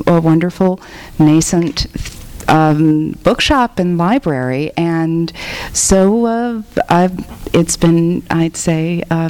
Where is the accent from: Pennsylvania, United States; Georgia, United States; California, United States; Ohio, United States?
California, United States; Los Angeles; my family is three generations Boyle Heights and Lincoln Heights, and I grew up in Lincoln Heights